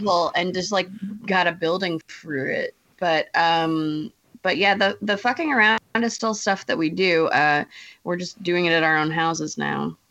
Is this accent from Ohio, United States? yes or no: yes; Ohio, United States; moved away; also born or lived in Michigan; I'm from Ohio originally, so we stayed Midwest.